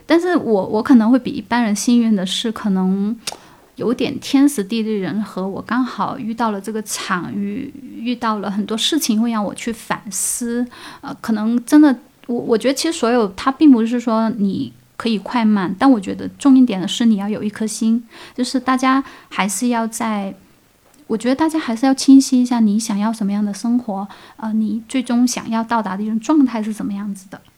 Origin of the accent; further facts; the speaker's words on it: Guangdong, China; moved away as an adult; now in Dali, China; 我是广东人，我在大理这边，呃，不是旅居，其实我是长期会在这边生活了，已经，呃，已经两年多，我是二零一九年过来的